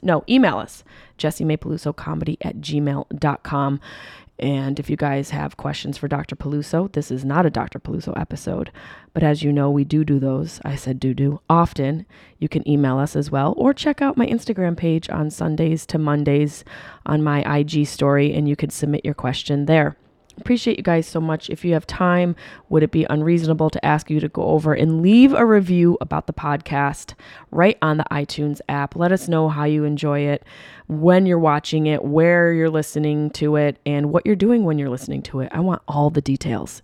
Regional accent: Syracuse, New York, United States; the Funny Bone in my hometown of Syracuse, New York

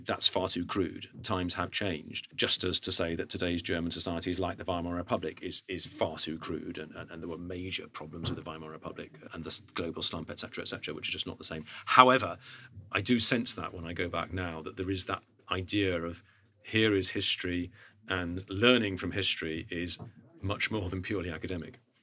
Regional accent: United Kingdom; as a Brit

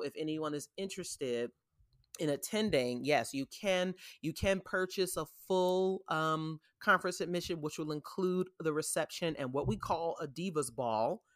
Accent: New York City, New York, United States; now in Atlanta, United States; New York City, w, my hometown

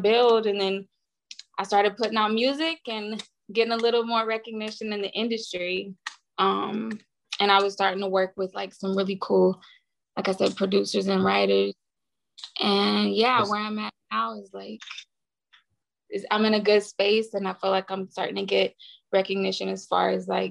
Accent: United States; moved away as an adult; also born or lived in Nashville, Tennessee / Houston, Texas; now in Los Angeles, United States; where I'm from Nashville and Houston. So like I rep both

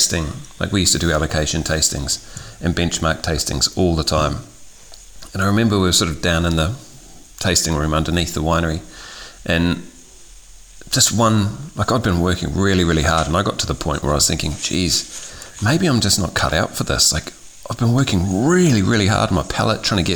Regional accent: New Zealand; moved away; I'm originally from New Zealand

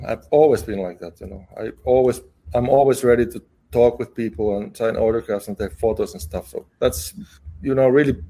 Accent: Finland; I'm from Finland.

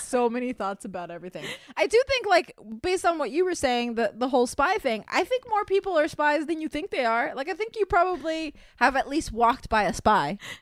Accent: Miami, Florida, United States; I'm from Miami where there's tons of feral cats, and my mother is an animal lover, as am I. So there was always cats coming around our house

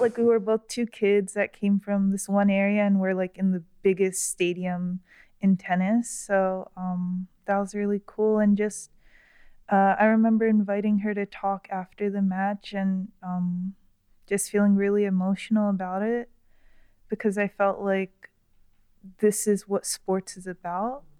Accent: Florida, United States; I grew up in Florida, so, uh, I used to go to the Sawgrass Mall with my mom and my sister a lot.

